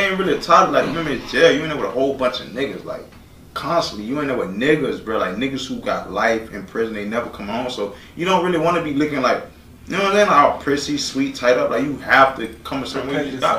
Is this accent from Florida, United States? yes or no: yes; Florida, United States; Cause you know I'm from Broward. I know everybody around us.